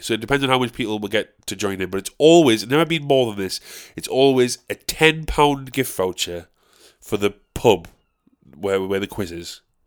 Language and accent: English; South Shields, North East England, United Kingdom; I'm from South Shields. I live around the area of Westall